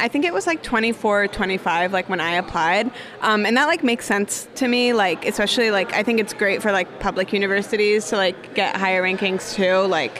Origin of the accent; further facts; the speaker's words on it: Michigan, United States; I don't think it was, like, a big deal for me because I'm from Michigan.